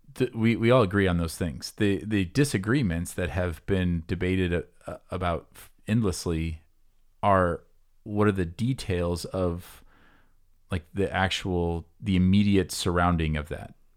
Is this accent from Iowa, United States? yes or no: yes; near Des Moines, Iowa, United States; I grew up near Des Moines